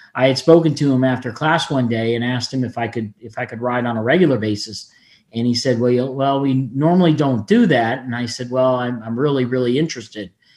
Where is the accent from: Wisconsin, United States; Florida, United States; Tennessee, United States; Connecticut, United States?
Florida, United States; Fort Lauderdale; I'm one of very few people that's born and raised in Florida, and I'm still here